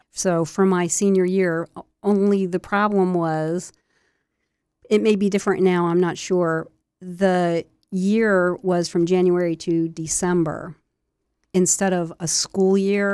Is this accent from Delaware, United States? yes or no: yes; Wilmington, Delaware, United States; I was born in Wilmington, Delaware, off of Crook Row Highway, so kinda halfway between Wilmington and Newark, and, uh, grew up in the suburbs, the suburbs of Wilmington